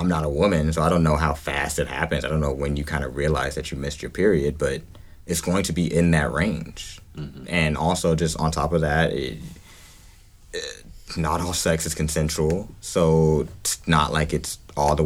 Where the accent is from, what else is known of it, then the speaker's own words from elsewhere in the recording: Georgia, United States; I grew up in Georgia.